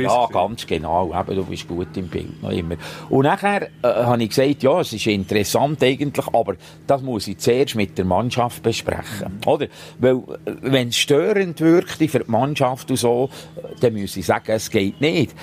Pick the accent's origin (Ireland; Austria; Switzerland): Switzerland; Gielen, Bern; wir sind alle aus Gielen